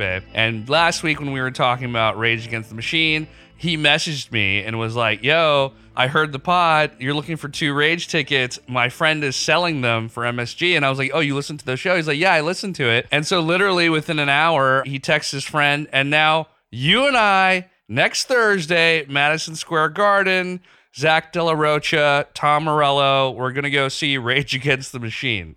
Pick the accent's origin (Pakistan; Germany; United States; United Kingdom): Pakistan; moved away; growing up in Pakistan.